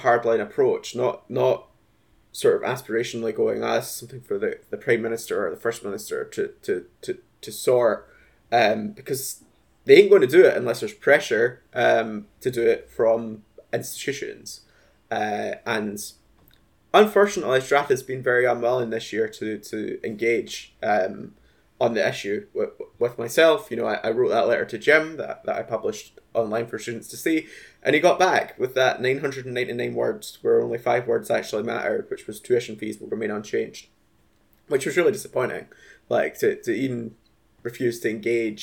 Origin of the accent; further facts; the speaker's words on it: Scotland, United Kingdom; as a Scottish student myself